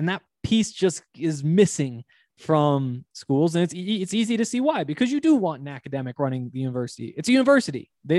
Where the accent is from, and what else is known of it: Montana, United States